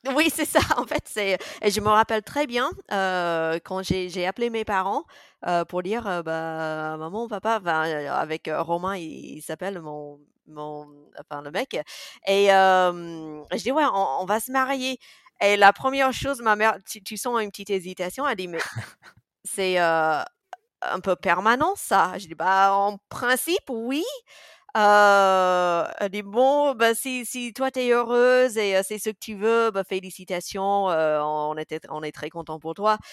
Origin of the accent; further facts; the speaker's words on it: Mississippi, United States; first language English; French is a second language; moved away as an adult; also born or lived in Grenoble, France; now in France; je sois américaine